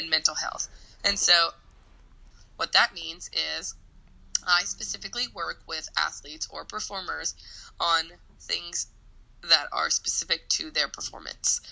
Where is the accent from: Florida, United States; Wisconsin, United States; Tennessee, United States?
Tennessee, United States; Nashville; moved away as an adult; also born or lived in New York; I was born and raised in Nashville